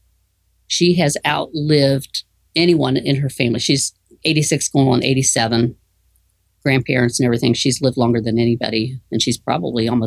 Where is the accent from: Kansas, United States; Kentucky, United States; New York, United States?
Kentucky, United States; Morehead; also born or lived in Mount Sterling, Kentucky; We all grew up in Kentucky.